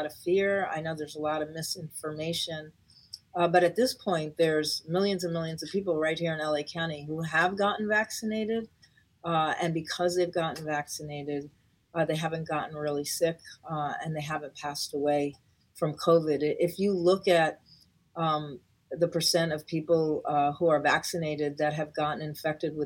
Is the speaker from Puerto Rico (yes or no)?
yes; Puerto Rico; now in Los Angeles, United States; I'm from Puerto Rico